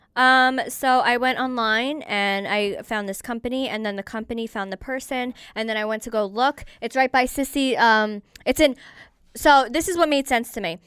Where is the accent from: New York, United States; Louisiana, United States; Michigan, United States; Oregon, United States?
New York, United States; I grew up in New York